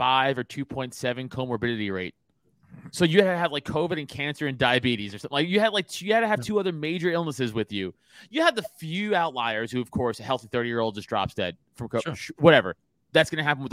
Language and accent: English; New York City, New York, United States; Where did I grow up? 3 miles from the Staten Island dump